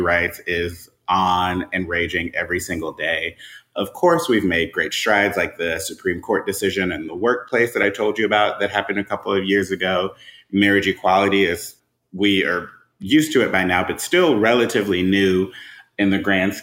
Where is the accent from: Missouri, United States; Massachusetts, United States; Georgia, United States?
Georgia, United States; Atlanta; I am a lifelong Atlantan, so I'm just passionate about the city of Atlanta